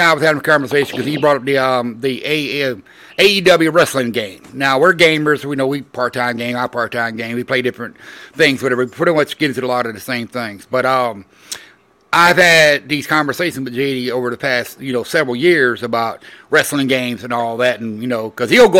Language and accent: English; Orlando, Florida, United States; growing up in Orlando, Florida